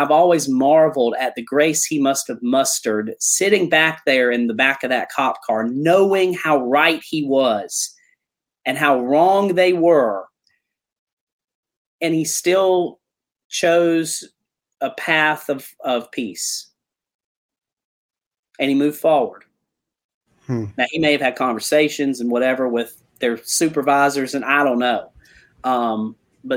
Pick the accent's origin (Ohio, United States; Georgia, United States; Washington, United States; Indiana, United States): Georgia, United States; South; accent: Southern